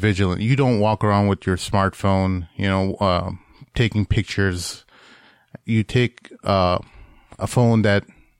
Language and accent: English; Hyderabad, Telangana, India; I'm originally Indian.